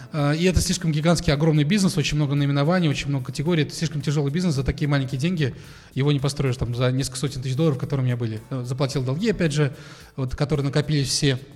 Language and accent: Russian; Kazan, Tatarstan, Russia; я в Казани родился, учился здесь